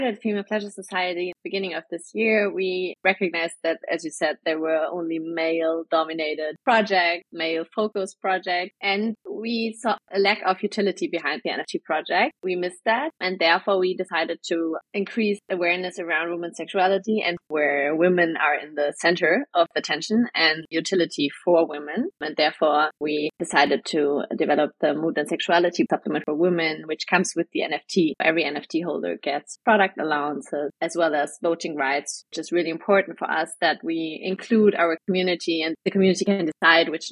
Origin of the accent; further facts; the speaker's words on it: Germany; I'm from Germany